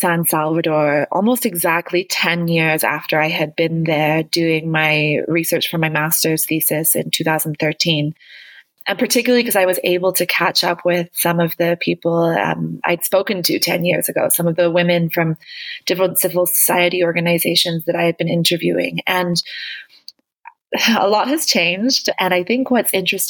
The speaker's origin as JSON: {"language": "English", "country": "Canada", "tie": "born or raised there", "also_born_or_lived": "New Zealand / United Kingdom / Colombia", "moved": "as an adult", "lives_now": "Mexico City, Mexico", "said": "I'm originally Canadian, although I grew up in New Zealand and Canada"}